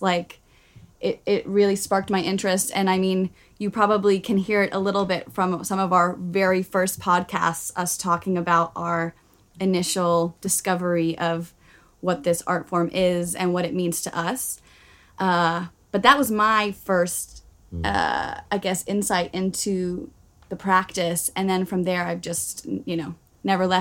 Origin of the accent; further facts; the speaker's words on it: Bermuda; moved away as an adult; also born or lived in Glasgow, Scotland / New York; now in London, United Kingdom; I come from Bermuda originally, and I did my degree in Glasgow, Scotland. And then I lived in New York for a year, and then I moved to London.